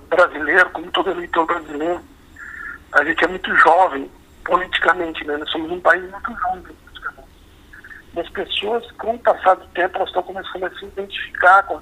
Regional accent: Blumenau, Santa Catarina, Brazil; Bom, eu nasci em Blumenau, né? De, quando construí minha vida em Blumenau, estou em Blumenau, vivo aqui.

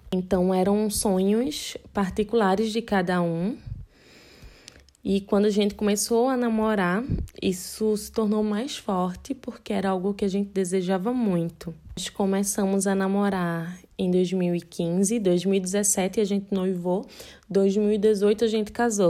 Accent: Recife, Pernambuco, Brazil; Eu sou casada com Sérgio, nós somos de Recife, Pernambuco

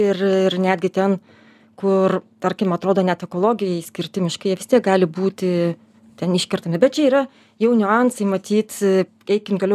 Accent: Lithuania; mes kaip lietuviai tikrai manome, kad mums tos gamtos reikia, mums kaip lietuviam

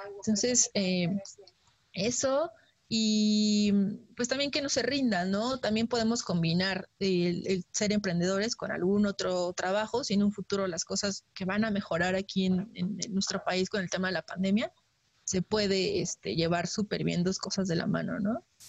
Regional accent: Mexico; como mexicanos eh, tengamos todos nuestros papeles en orden

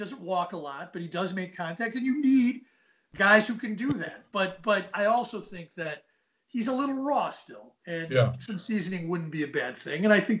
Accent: Cincinnati, Ohio, United States; moved away; I'm from Cincinnati

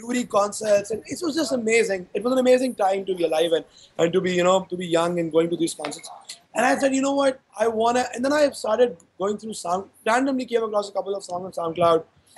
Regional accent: Karachi, Sindh, Pakistan; I grew up in Karachi in 2005, in my A-level from there

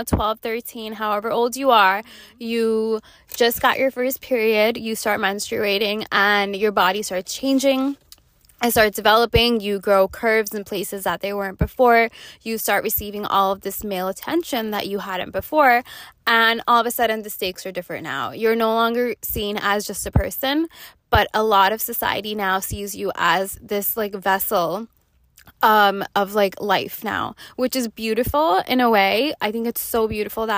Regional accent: New York, United States; I was growing up in New York

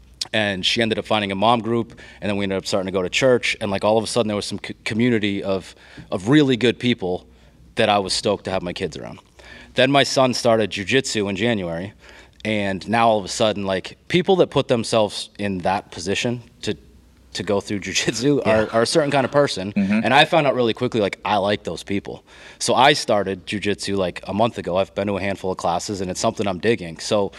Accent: Maine, United States; moved away; I'm a transplant. Like, I came from Maine.

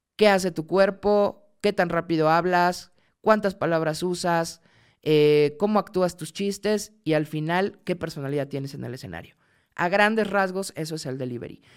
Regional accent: Mexico; soy mexicana

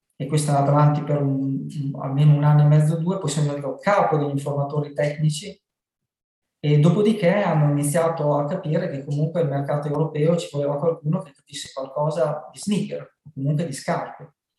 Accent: Loiano, Emilia-Romagna, Italy; venne nel mio paese, si chiama Loiano

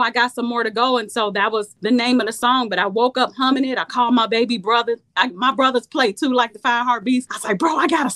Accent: Chicago, Illinois, United States; now in Ohio, United States; I was born and raised in Chicago. I live in Ohio

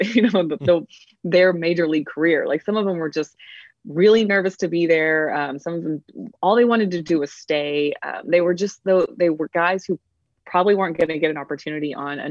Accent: Texas, United States; also born or lived in Houston, Texas; I'm a Texan.

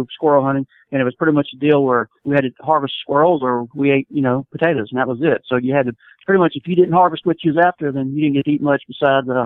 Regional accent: Ocean Springs, Mississippi, United States; right here in uh, South Mississippi, Ocean Springs, Mississippi uh, which is about four miles if you're familiar with Biloxi Gulfport, that area. And I've been in, been born and raised here my whole life

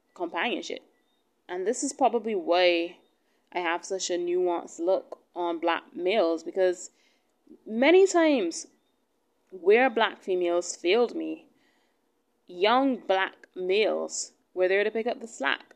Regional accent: Barbados; I'm from Barbados. Alright, I'm I'm from where she's from.

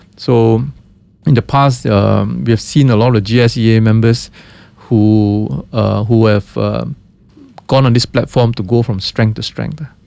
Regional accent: Malaysia

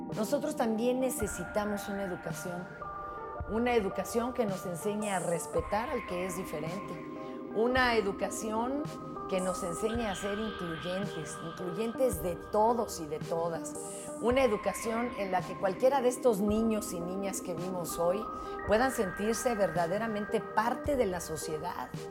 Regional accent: Mexico

